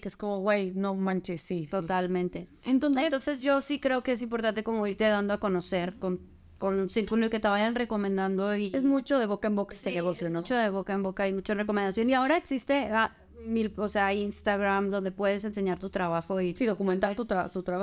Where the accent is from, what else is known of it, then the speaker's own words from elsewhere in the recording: Los Mochis, Sinaloa, Mexico; soy de los Mochis, Sinaloa